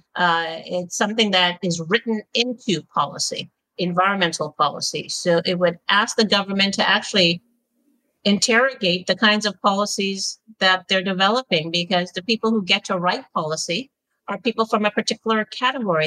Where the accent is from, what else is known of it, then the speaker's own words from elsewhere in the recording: Montreal, Quebec, Canada; also born or lived in London, United Kingdom; now in Toronto, Canada; I was born in Montreal